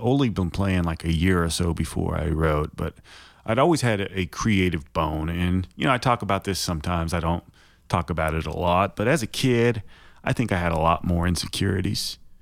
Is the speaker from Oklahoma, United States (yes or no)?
yes; Shawnee, Oklahoma, United States; also born or lived in Fremont, California / Hayward, California; I grew up in Shawnee, Oklahoma, so I'm an Okie. I moved out there when I was seven. I was born in California.